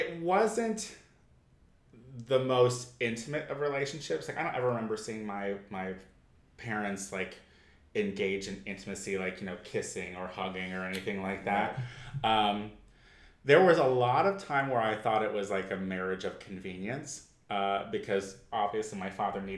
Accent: Clinton, Illinois, United States; moved away; I am originally from central Illinois, a town called Clinton.

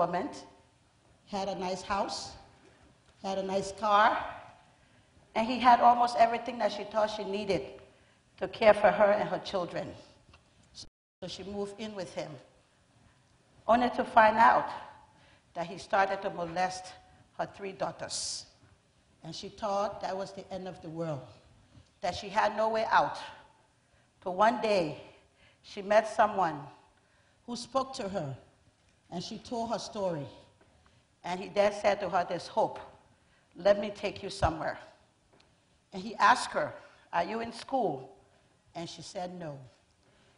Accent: Liberia; I'm from Liberia.

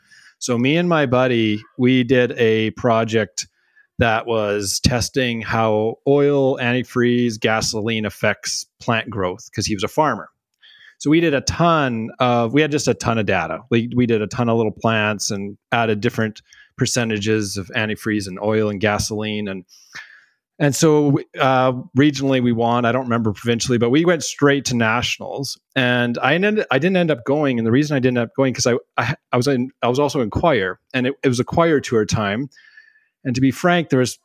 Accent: Smithers, British Columbia, Canada; I grew up in Smithers, BC

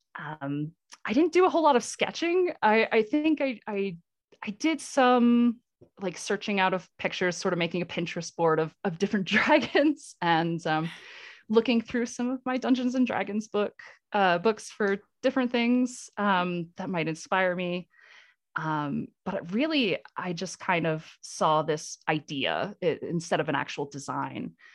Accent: Vermont, United States; moved away as an adult; now in Colorado, United States; I'm in Colorado now, but I, I grew up in New England in Vermont.

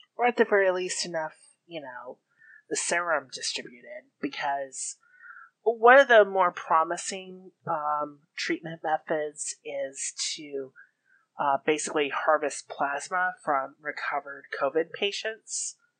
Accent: Florida, United States; moved away; I grew up in Florida, okay? I still have a little bit of fondness for the place

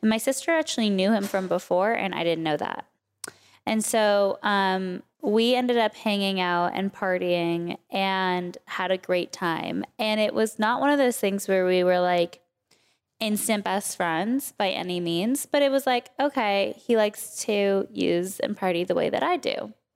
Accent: Oak Park, California, United States; also born or lived in Calabasas; I actually grew up in Oak Park, which was a little tiny suburb, basically, of Westlake

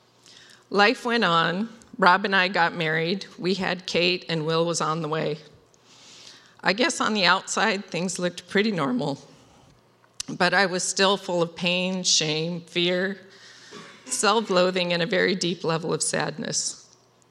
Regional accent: Wenatchee, Washington, United States; I was raised in Wenatchee

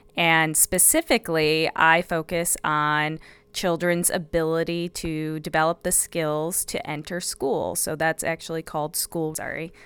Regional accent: Illinois, United States; also born or lived in Madison, Wisconsin; I'm originally from Illinois, the Midwest. I'm a Midwest girl.

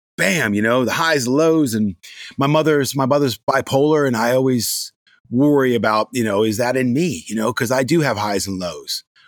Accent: Gaithersburg, Maryland, United States; I grew up in Gaithersburg, Maryland.

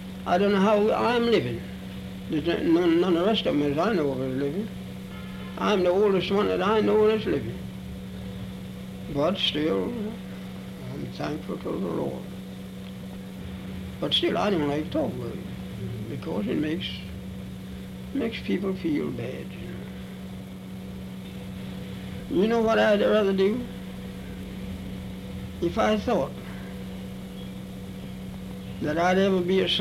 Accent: Charlottesville, Virginia, United States; I was born in Charlottesville, Virginia

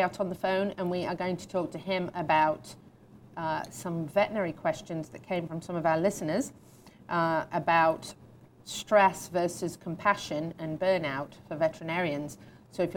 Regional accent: United Kingdom; moved away; I'm a Brit

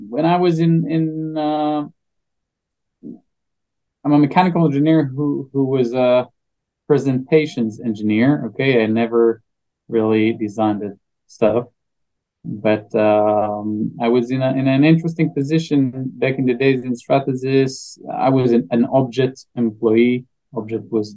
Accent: Israel; I'm from Israel, 38, father for three.

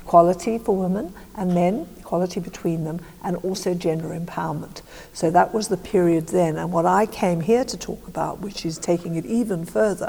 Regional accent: South Africa; moved away; I was brought up in South Africa

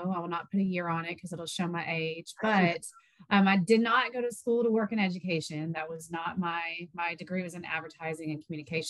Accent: White House, Texas, United States; moved away as an adult; also born or lived in Dallas–Fort Worth area, Texas; we're both from White House, Texas, which everybody knows White House, Texas from Patrick Mahomes, put us on the map. So I moved back to East Texas

